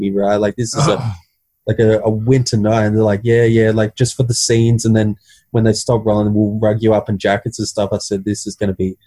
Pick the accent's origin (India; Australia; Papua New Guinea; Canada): Australia; Central Coast, New South Wales; I'm from the Central Coast.